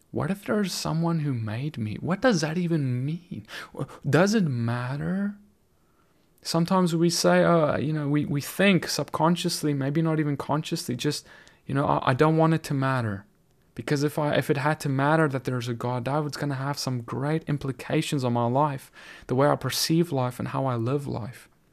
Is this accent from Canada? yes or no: no; South Africa; now in United States; South Africa, my home country where I grew up